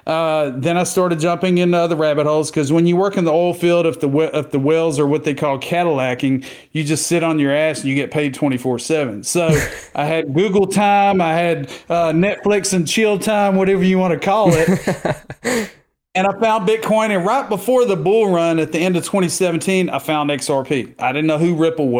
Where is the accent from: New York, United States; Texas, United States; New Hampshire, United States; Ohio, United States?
Texas, United States; Southeast; I've been living, born and raised in Southeast Texas near the Beaumont, Port Arthur, Golden Triangle area. I haven't left